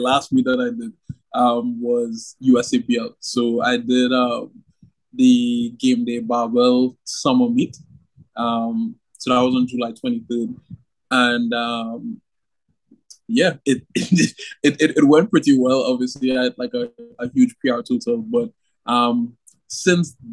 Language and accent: English; Trinidad & Tobago; I was the first athlete from Trinidad to obviously like win a world championship like